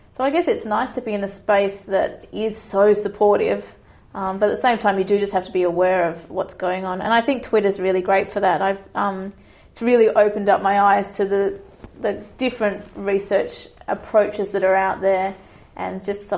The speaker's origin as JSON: {"language": "English", "town": "Perth", "region": "Western Australia", "country": "Australia", "also_born_or_lived": "Sydney", "moved": "as an adult", "lives_now": "New Zealand", "said": "I actually moved back to Perth as well, because I couldn't stand the idea of having a baby away from my family."}